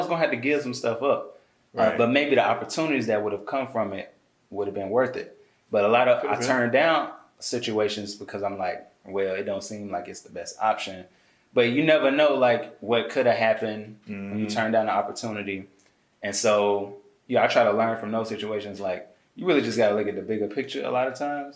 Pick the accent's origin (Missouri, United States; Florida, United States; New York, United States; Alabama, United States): Alabama, United States; Birmingham; moved away as an adult; also born or lived in Atlanta, Georgia; I'm from Birmingham, smallest city